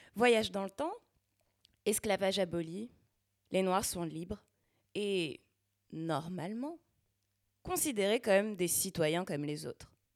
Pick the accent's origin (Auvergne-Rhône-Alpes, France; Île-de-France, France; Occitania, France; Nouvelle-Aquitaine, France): Île-de-France, France; Val-de-Marne; accent: banlieusard; moved away as an adult; now in Quebec, Canada; je suis née et j'ai grandi dans le Val-de-Marne, en banlieue